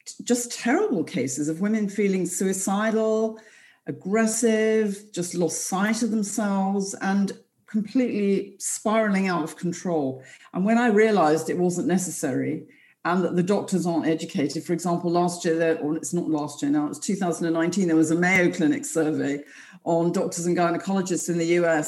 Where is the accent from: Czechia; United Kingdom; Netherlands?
United Kingdom; London; I'm from London